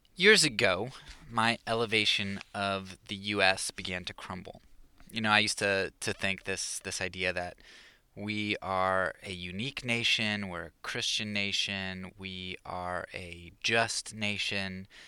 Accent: Pennsylvania, United States; moved away; I was from Pennsylvania

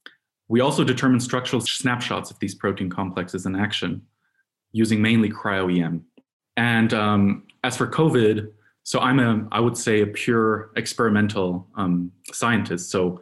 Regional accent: Munich, Bavaria, Germany; I'm originally from Munich and have been at the Institute for about 3 years now.

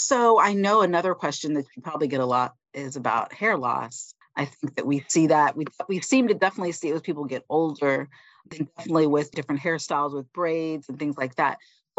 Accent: Florida, United States; So I am from Florida.

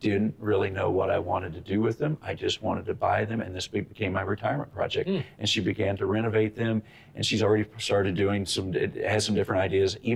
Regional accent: Benson, Minnesota, United States; he was from mm-hmm. my hometown of Benson, Minnesota, right.

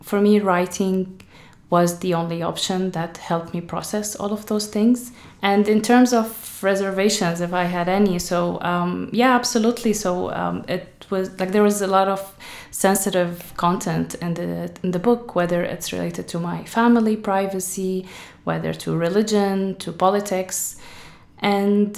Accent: Syria; moved away as an adult; now in Ireland; I'm from Syria

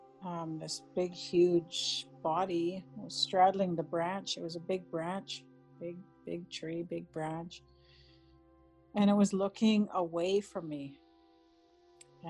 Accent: White Sand First Nation, northwestern Ontario, Canada; I'm Anishinaabe from White Sand First Nation in northwestern Ontario

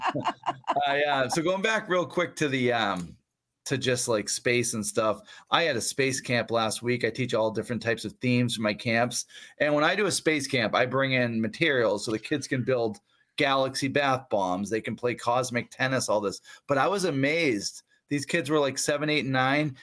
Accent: Brockton, Massachusetts, United States; I grew up near Brockton.

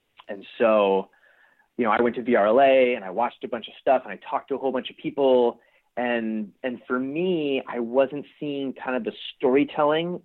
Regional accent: East Coast, United States; also born or lived in Pasadena, California; now in California, United States; I grew up on the East Coast

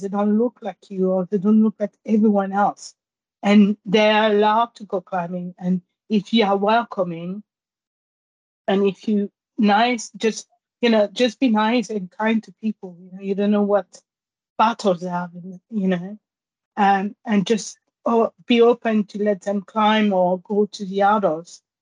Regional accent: Guadeloupe; English is a second language; also born or lived in Pointe-à-Pitre, Guadeloupe / Paris, France / Germany; now in London, United Kingdom; I grew up in a small island called Marie Galante, and I lived there with my grandparents.

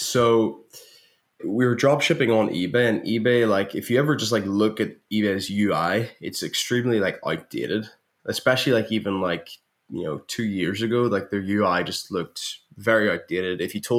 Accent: Northern Ireland, United Kingdom; I'm from Northern Ireland.

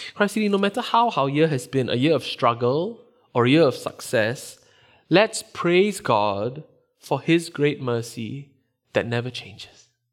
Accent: Singapore; moved away; Growing up in Singapore, which is where I grew up

